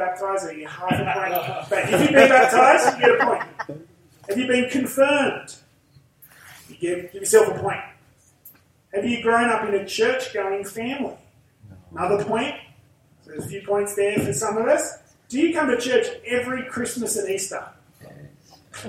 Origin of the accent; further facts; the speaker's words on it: Central Coast, New South Wales, Australia; accent: Aussie bogan; I come from the Central Coast, and I talk like an Aussie bogan